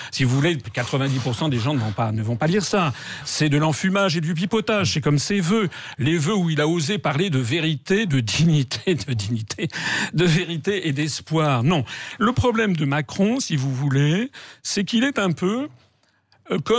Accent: France; Je suis un Français. J'ai bien travaillé quand j'étais petit.

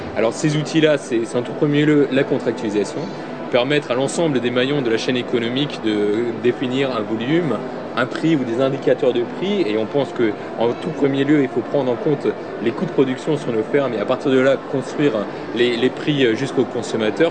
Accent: Alsace, Grand Est, France; je viens d'Alsace

